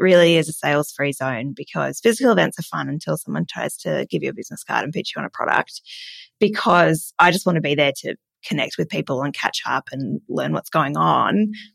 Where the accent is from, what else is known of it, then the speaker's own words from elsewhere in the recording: Adelaide, South Australia, Australia; moved away; I'm from Adelaide, but I am.